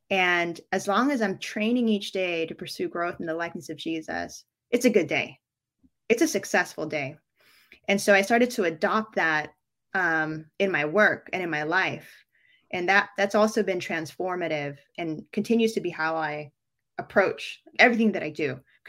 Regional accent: Philippines; born there; You know, I was born in the Philippines, like I mentioned.

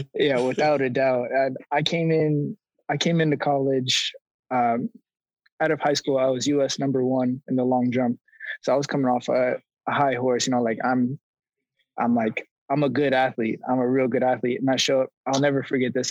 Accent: Roseville, California, United States; moved away as an adult; also born or lived in Los Angeles, United States; now in Miami, United States; I was born and raised in Roseville, California

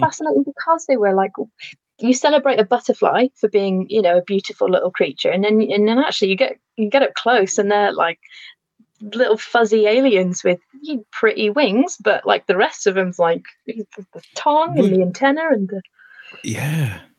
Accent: Lancashire, North West England, United Kingdom; moved away as an adult; now in Shropshire, United Kingdom; I grew up in Lancashire, but my family no longer live there

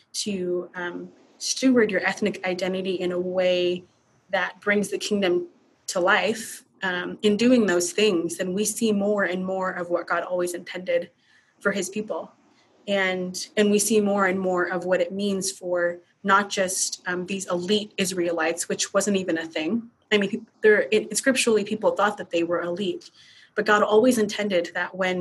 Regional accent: United States; my nationality, I'm an American. My ethnicity is Hmong

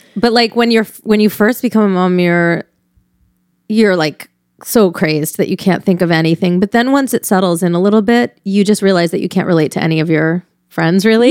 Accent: Newtown, Connecticut, United States; I grew up right in Connecticut, right next to Sandy Hook.

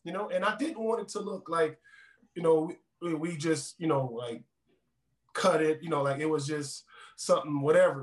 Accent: New Orleans, Louisiana, United States; now in Denver, United States; I'm from New Orleans, born and raised.

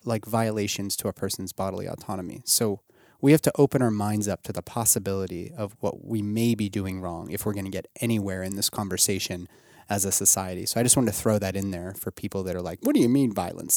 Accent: Pittsburgh, Pennsylvania, United States; at a West Penn Hospital in Pittsburgh, my hometown

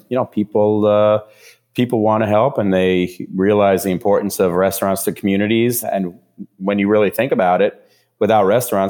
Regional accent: New Jersey, United States; I grew up in New Jersey, right outside of Manhattan.

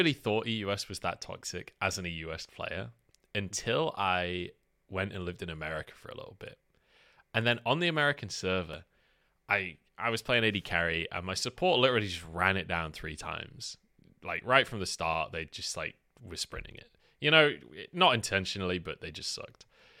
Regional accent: England, United Kingdom; When they realize that I'm English in Chinese solo queue, they stopped typing in Chinese and would call me dog.

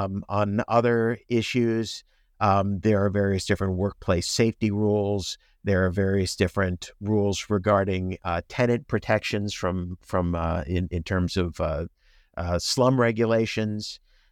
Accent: Long Island, New York, United States; moved away as an adult; also born or lived in Chicago / North Carolina / Washington, D.C. area; now in Houston, United States; I grew up on Long Island.

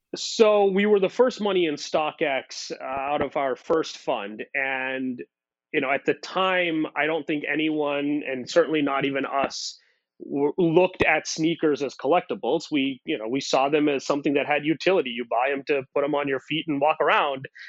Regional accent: India; moved away; I grew up in India

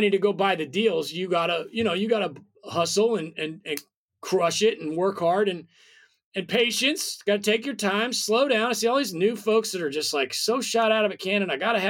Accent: Nebraska, United States; moved away as an adult; also born or lived in Brooklyn, New York / Nashville; I'm from Nebraska. So we're both from states that nobody's ever heard of. But yeah, we both come from really small town. My town was actually smaller.

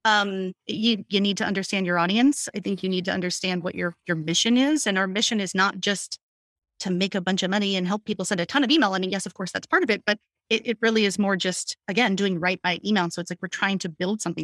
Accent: Hershey, Pennsylvania, United States; also born or lived in Pittsburgh, Pennsylvania; I am born and raised in Pennsylvania, so I'm, I'm from, like, Hershey, Pennsylvania

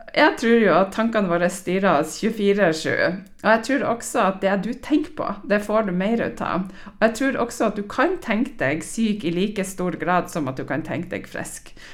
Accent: Stamsund, Nordland, Norway; now in Trondheim, Norway; Jeg har jo trena på A-gruppa i, eh, i Stamsund i Lofoten, der jeg er fra. Jeg bor jo nå i Trondheim.

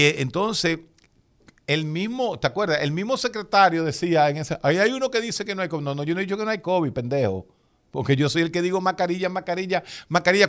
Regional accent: Santo Domingo, Distrito Nacional, Dominican Republic; yo nací atrás de la casa de Balaguer, exactamente, a dos cuadras de Balaguer. En los años, yo me crié ahí en Gacue, ahí en la, calle Caunabo con Ángel Perdomo

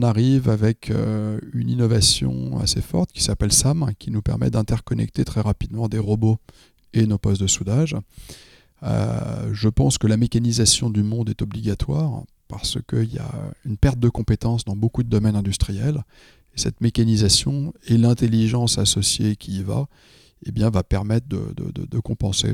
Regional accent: France; je suis français

